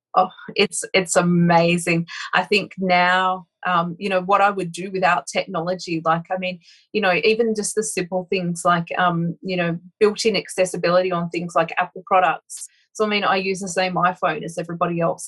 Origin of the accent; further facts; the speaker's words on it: Broken Hill, New South Wales, Australia; I actually grew up in really interesting part of Australia, so very outback kind of um, a place called Broken Hill.